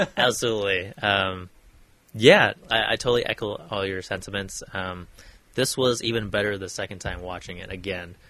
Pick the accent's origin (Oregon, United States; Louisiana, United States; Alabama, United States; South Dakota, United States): Oregon, United States; born or raised there; moved away